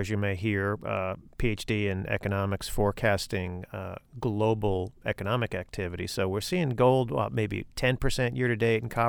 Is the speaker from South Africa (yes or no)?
no; Ireland; being the Irishman, I was excited to see Shane Lowry win the Open Championship yesterday